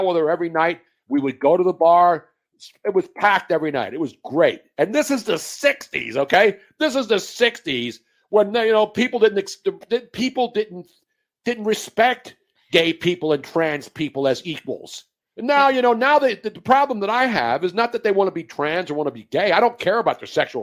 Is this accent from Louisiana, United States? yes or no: no; Philadelphia, Pennsylvania, United States; when I was growing up in South Philadelphia in the 1960s as a teenager